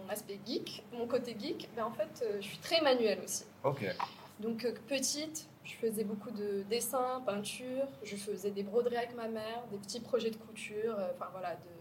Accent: Casablanca, Casablanca-Settat, Morocco; moved away as an adult; also born or lived in France; je, suis née, j'ai grandi à Casa.

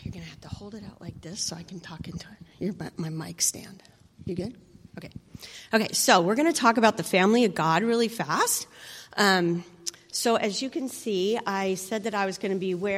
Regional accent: United States; I'm an American

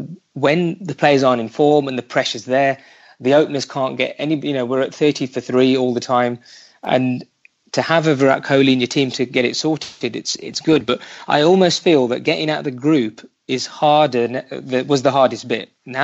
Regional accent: United Kingdom; I consider myself to be like a British Indian

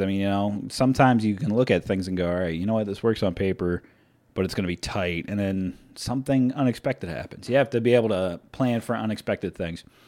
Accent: United States; as an American

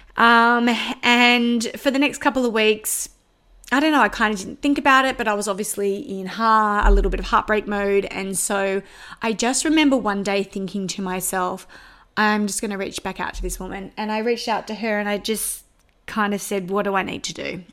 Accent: Sydney, New South Wales, Australia; accent: Australian; moved away; I was born and bred in Sydney in the northwest suburbs.

